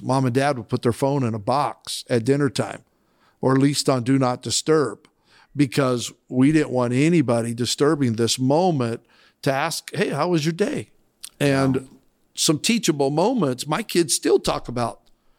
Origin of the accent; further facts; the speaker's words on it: Idaho, United States; Now, I grew up in Southern Idaho in a rural farming community.